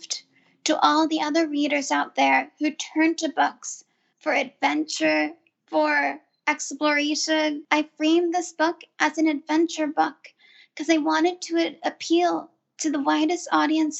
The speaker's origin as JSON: {"language": "English", "region": "California", "country": "United States", "tie": "born or raised there", "said": "I grew up in California"}